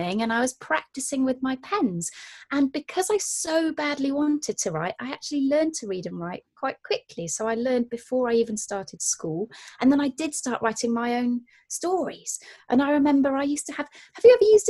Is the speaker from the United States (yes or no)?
no; Gloucestershire, South West England, United Kingdom; I'm from the countryside in Gloucestershire